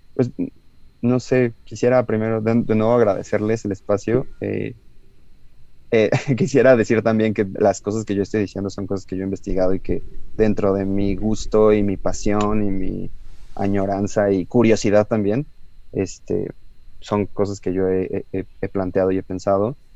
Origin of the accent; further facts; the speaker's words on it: Mexico; somos mexicanos, somos los mexicanos